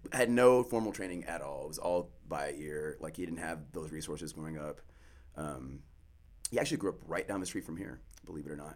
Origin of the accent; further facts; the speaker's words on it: Pearland, Texas, United States; also born or lived in Houston, Texas; I was born here in Texas, uh, in Houston. Grew up in Pearland, which is a suburb mm. of Houston